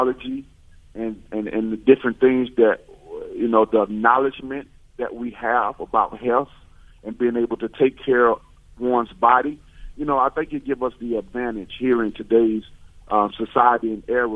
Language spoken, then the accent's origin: English; Alabama, United States; I'm from Alabama